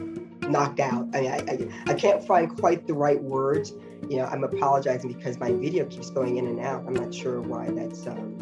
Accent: the South, United States; now in New York, United States; when I came to New York from the South, I was sort of like a nothing.

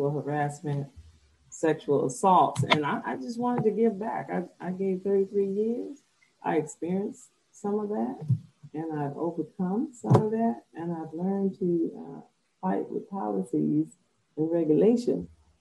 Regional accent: Alabama, United States; now in Hawaii, United States; I'm from Alabama. I'm right now located in Hawaii.

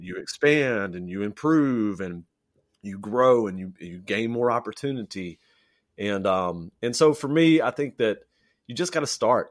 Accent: Louisiana, Texas, United States; moved away as an adult; now in Japan; I grew up in, I grew up in Louisiana, lived in Texas, went to high school and college there, and most of my family is still in Texas

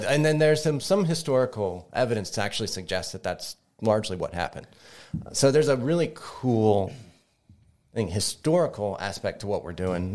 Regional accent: Kentucky, United States; now in Greensburg, United States; I'm not from here. I'm originally from Kentucky.

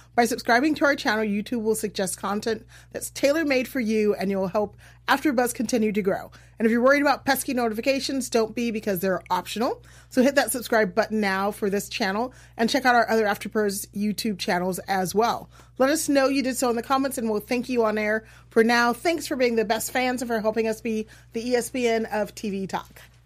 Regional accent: Iowa, United States; I'm from Iowa.

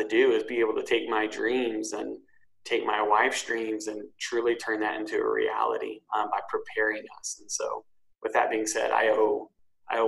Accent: Tahlequah, Oklahoma, United States; moved away; I'm originally from Tahlequah, Oklahoma, a small town.

